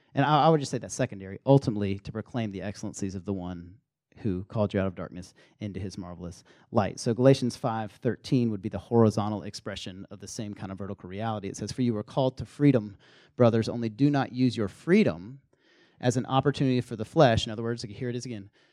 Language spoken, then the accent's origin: English; the South, United States; accent: Southern; moved away as an adult; also born or lived in Minnesota; we had this team of Southerners